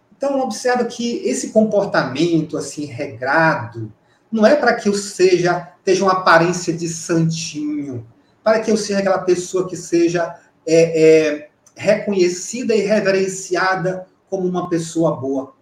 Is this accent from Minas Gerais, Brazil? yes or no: no; Campo Maior, Piauí, Brazil; moved away; é como a gente fala lá em Campo Maior, na minha terra